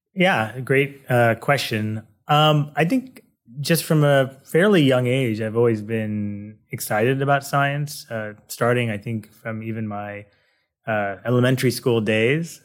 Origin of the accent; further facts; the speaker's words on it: Manhattan Beach, California, United States; also born or lived in Massachusetts; now in San Diego, United States; I grew up in Southern California in a, uh, a town called Manhattan Beach